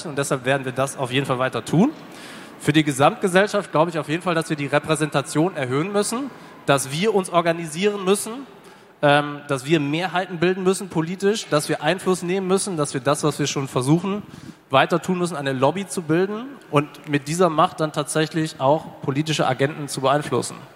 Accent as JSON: {"language": "German", "region": "North Rhine-Westphalia", "country": "Germany", "said": "ich komme ja aus Westfalen und ähm, wie gesagt, meine Mutter auch"}